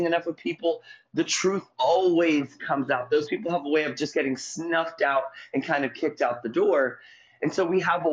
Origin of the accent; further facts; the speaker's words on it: St. Petersburg, Florida, United States; I'm from St. Petersburg, Florida.